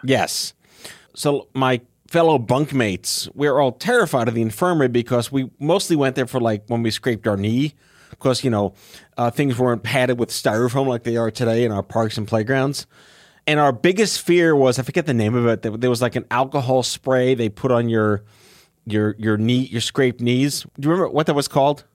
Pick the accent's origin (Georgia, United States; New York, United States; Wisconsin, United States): New York, United States; New York City; growing up on Staten Island